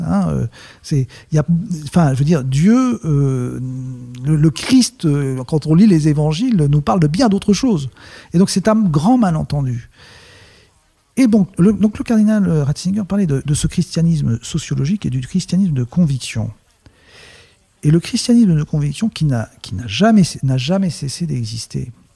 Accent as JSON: {"language": "French", "country": "France", "moved": "as an adult", "lives_now": "Canada", "said": "je suis français"}